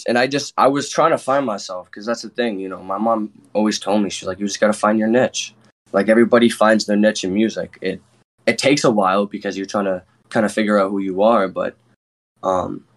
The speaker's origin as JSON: {"language": "English", "town": "Rochester", "region": "New York", "country": "United States", "said": "I'm from Rochester, too"}